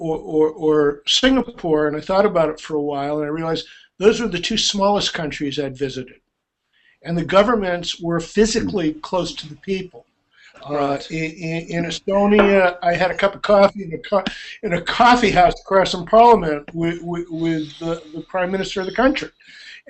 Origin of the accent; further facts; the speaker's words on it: United States; as an American